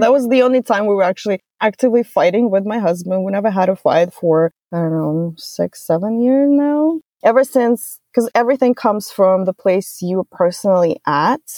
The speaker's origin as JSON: {"language": "English", "country": "Russia", "moved": "as an adult", "lives_now": "United States", "said": "I'm from Russia originally"}